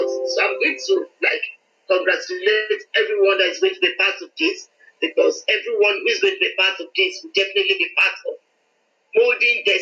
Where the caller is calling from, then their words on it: Lagos, Nigeria; I'm calling from Lagos in Nigeria. Uh